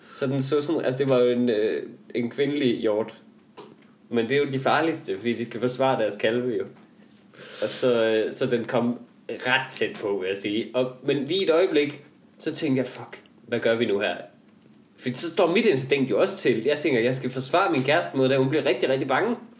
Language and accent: Danish; Denmark; jeg kommer fra Jylland